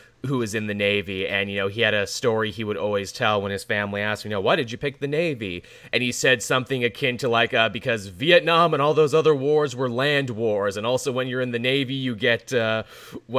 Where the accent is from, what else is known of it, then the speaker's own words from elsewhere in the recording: Canada; I'm Canadian